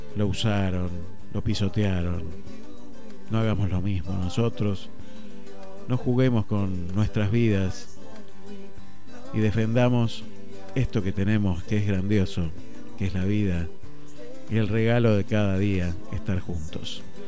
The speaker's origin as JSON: {"language": "Spanish", "country": "Argentina", "said": "somos los argentinos"}